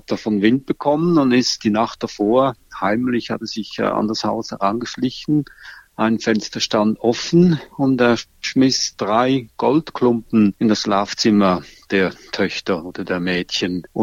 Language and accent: German; Switzerland; In der Schweiz zum Beispiel, wo ich herkomme, heißt Ruprecht schmutzlig